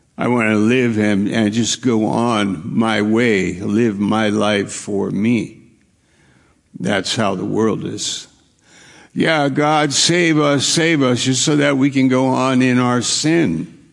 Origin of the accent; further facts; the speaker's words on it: New York, United States; moved away; also born or lived in Maine; I'm from New York